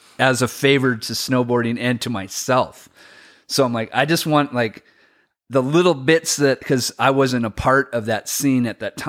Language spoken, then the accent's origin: English; Washington, United States; so I grew up in the Inland Northwest. So that's like around Spokane, Red Mountain, BC, stuff like that.